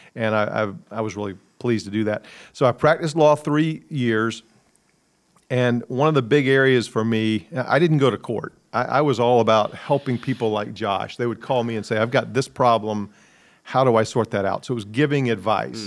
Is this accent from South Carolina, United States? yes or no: yes; Columbia, South Carolina, United States; also born or lived in New York City; I grew up in Columbia, cheered against Clemson